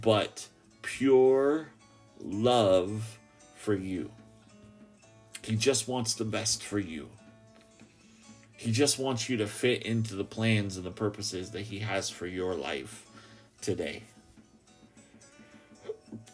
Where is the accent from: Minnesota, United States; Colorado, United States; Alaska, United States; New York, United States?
Alaska, United States; Ketchikan; my hometown